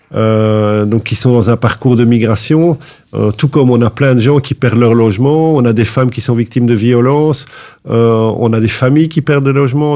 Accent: Anderlecht, Brussels-Capital Region, Belgium; moved away as an adult; je suis un vrai bruxellois. j'ai grandi toute ma vie à Anderlecht

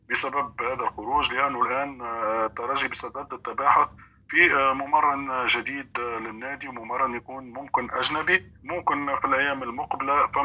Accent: Tunisia; نفتخر به آه، كتونسيين نفتخر انه المنتخب المغربي تمكن

